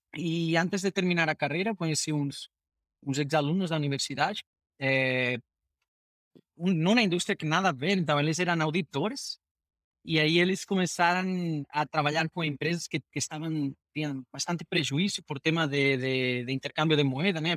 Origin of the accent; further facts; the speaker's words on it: Spain; Portuguese is a second language; moved away as an adult; now in Brazil; Sou, sou um gringo espanhol, fazendo minha minha terceira carreira em fintech é, agora no Brasil